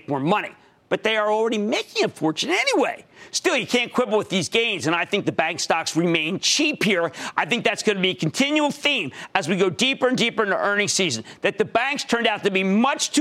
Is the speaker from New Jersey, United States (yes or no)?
yes; New Jersey, United States; my home state of New Jersey.